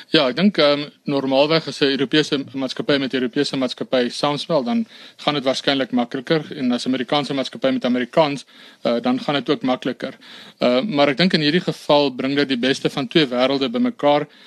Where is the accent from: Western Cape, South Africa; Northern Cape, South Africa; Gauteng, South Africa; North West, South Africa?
North West, South Africa; Brits; ek is gebore in Brits en daar ook gematrikuleer.